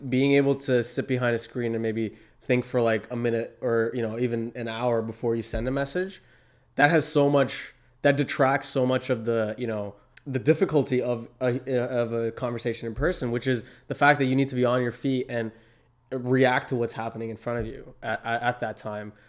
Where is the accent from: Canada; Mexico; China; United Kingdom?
Canada; Toronto, Ontario; I come from Toronto